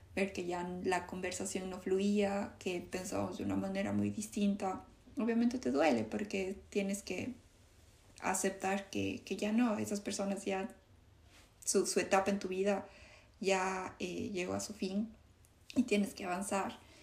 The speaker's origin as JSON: {"language": "Spanish", "country": "Ecuador", "moved": "yes", "said": "todo yo amo a, a Ecuador, pero no me regresaría a vivir allá"}